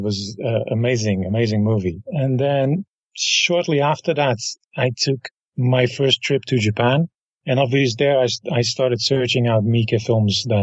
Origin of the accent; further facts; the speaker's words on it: Rotterdam, South Holland, Netherlands; Rotterdam is my hometown, so I grew up with that festival